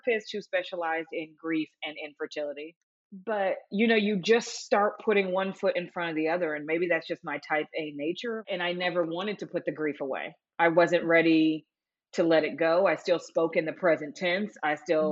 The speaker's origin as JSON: {"language": "English", "town": "Los Angeles", "region": "California", "country": "United States", "said": "I'm from Los Angeles, California, and I'm a widow."}